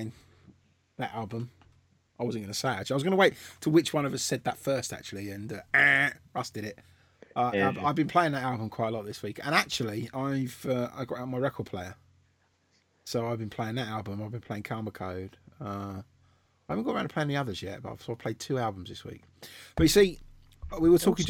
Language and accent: English; London, United Kingdom; accent: London; my London accent